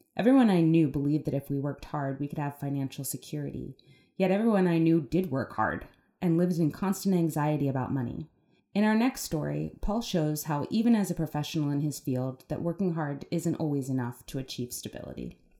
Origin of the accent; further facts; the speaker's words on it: Philadelphia, Pennsylvania, United States; Growing up in Philly in a working class family